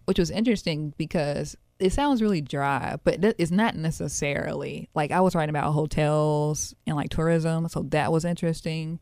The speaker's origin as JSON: {"language": "English", "town": "Memphis", "region": "Tennessee", "country": "United States", "tie": "born or raised there", "said": "I grew up in North Haven"}